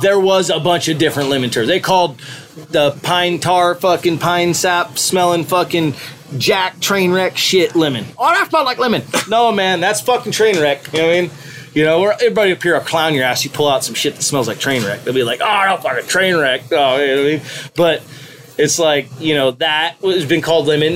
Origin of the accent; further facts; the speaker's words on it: Mendocino County, California, United States; fourth generation from Mendocino County